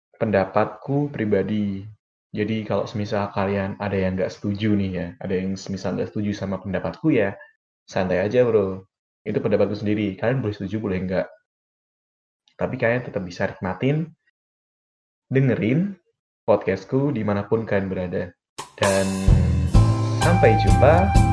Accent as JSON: {"language": "Indonesian", "town": "Demak", "region": "Central Java", "country": "Indonesia", "moved": "as an adult", "lives_now": "Semarang, Indonesia", "said": "aku berasal dari Demak dan sekarang sedang tinggal di Semarang"}